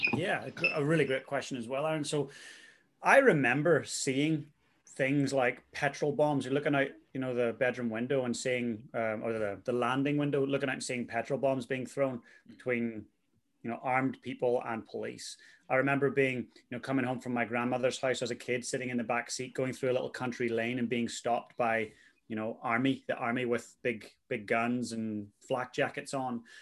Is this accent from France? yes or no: no; Northern Ireland, United Kingdom; moved away as an adult; also born or lived in Vancouver, Canada / Christchurch, New Zealand; now in New Zealand; I'm from Northern Ireland originally